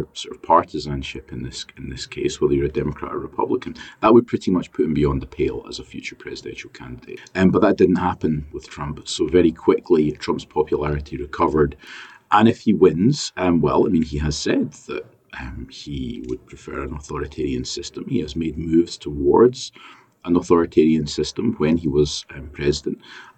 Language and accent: English; United Kingdom; accent: British; now in Australia; as you can probably tell given my accent